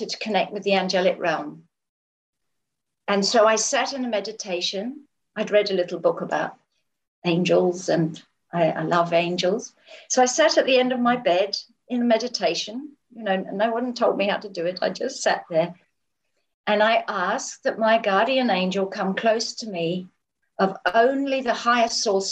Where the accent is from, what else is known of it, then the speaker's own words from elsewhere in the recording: England, United Kingdom; I grew up in England, and my mother was just an amazing mother